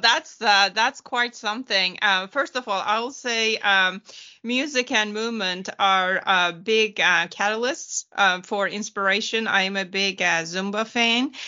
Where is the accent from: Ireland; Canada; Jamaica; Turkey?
Turkey; now in Houston, United States; I was born and raised in Turkey